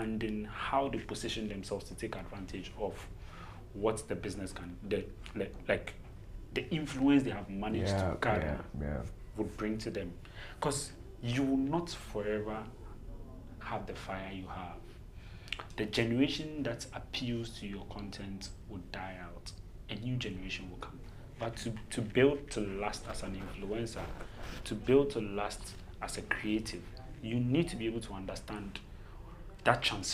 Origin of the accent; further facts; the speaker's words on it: Ashaiman, Greater Accra, Ghana; I was born in Ashaiman